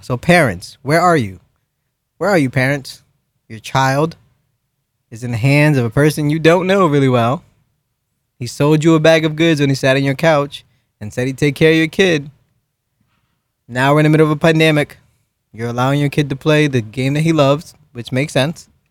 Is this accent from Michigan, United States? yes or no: no; New York, United States; I grew up in New York